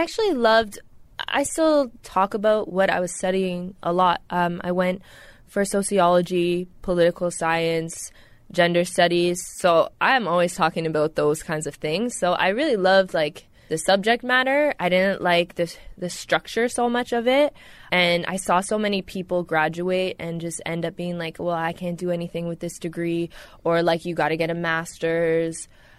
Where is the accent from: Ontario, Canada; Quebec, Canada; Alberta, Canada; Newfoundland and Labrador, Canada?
Ontario, Canada; now in Toronto, Canada; I was born in the Deep East, 905 area, moved to downtown Toronto 6 years ago. I was a burbs kid, but always coming into the city and got into music.